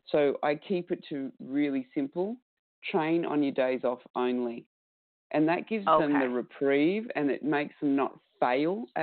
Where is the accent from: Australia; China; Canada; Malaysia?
Australia; accent: Australian; It's okay, my Australian accent.